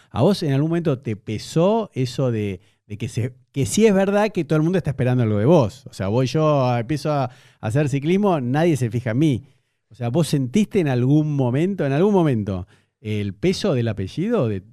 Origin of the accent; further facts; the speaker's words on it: Argentina; como argentino